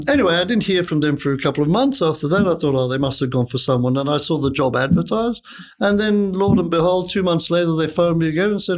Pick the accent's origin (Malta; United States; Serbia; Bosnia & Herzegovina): Malta; moved away as an adult; also born or lived in London, United Kingdom; now in Sydney, Australia; I'm originally from Malta. I went to London to study